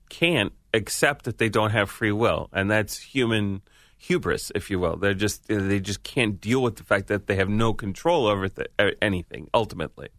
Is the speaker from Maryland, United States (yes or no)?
no; New York, United States; being a New Yorker